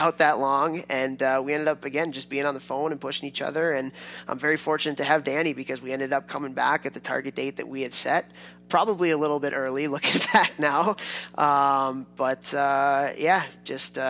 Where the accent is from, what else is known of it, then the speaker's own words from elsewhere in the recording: Chicago, Illinois, United States; I grew up in Chicago